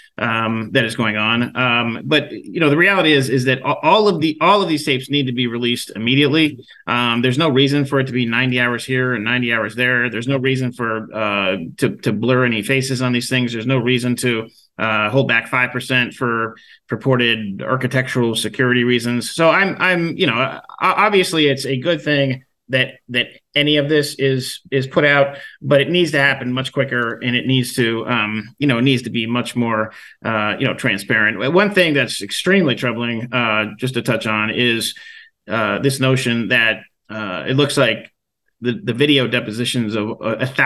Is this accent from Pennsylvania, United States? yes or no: yes; Western Pennsylvania, United States; moved away; I'm from the Rust Belt. I'm from Western Pennsylvania, and I spent some time back there over Thanksgiving